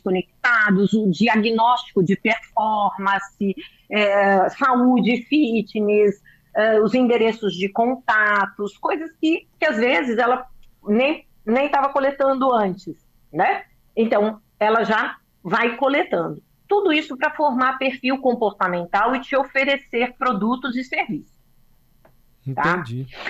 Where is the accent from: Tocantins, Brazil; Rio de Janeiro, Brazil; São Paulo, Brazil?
São Paulo, Brazil; Eu sou paulista